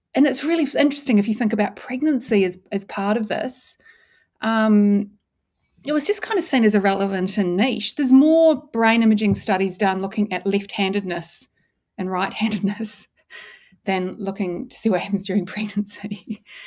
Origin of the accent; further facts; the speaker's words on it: New Zealand; also born or lived in Christchurch, New Zealand / Dunedin, New Zealand; I grew up in New Zealand